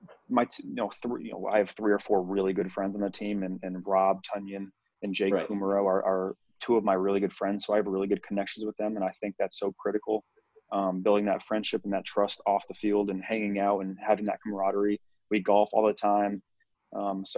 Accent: Northeast, United States; now in Green Bay, United States; being a Northeast kid

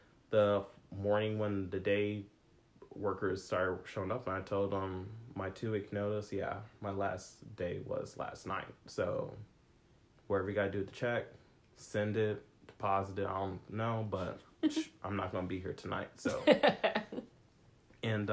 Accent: Missouri, United States; now in California, United States; Missouri, where I'm from.

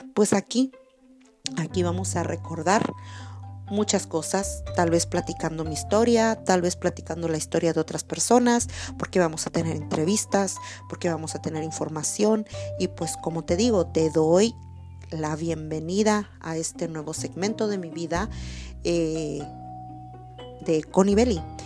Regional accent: Acaponeta, Nayarit, Mexico; now in California, United States; Yo soy de la ciudad de la ciudad de Acaponeta, Nayarit soy de Nayarit, soy de México.

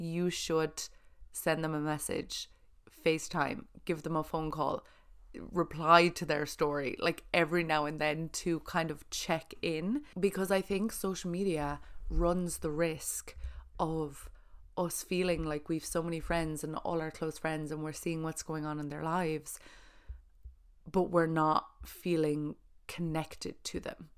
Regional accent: Ireland; being Irish

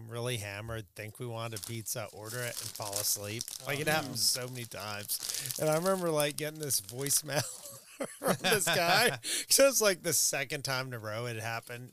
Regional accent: Richmond, Virginia, United States; moved away as an adult; also born or lived in Pittsburgh; Virginia. Yeah, I grew up in Richmond

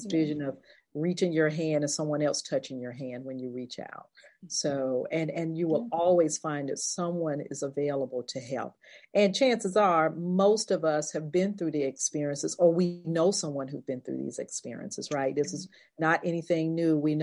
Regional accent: North Carolina, United States; This is my home state. I was born in North Carolina.

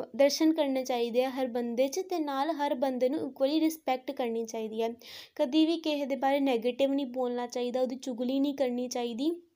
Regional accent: Pathankot, Punjab, India; ਮੈਂ ਪਠਾਨਕੋਟ ਦੀ ਰਹਿਣ ਵਾਲੀ ਹਾਂ

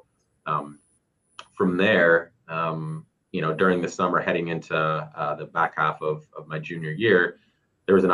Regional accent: Dallas, Texas, United States; moved away as an adult; also born or lived in Frisco, Texas; now in San Jose, United States; I'm originally from Dallas, Texas

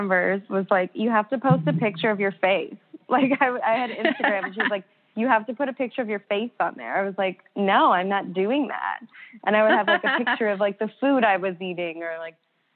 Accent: Alliston, Ontario, Canada; moved away as an adult; now in Toronto, Canada; I'm from Alliston, so it's like an hour northwest of here.

